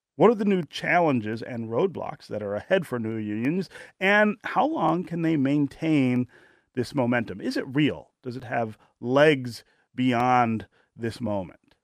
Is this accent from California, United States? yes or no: no; Detroit, Michigan, United States; the 1970s and 1980s, the decades in which I grew up in Detroit